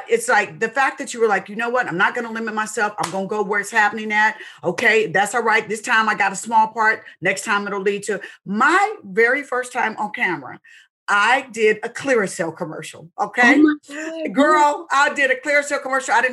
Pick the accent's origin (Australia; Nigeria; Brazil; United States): United States; Seattle, Washington; I'm from Seattle, Washington.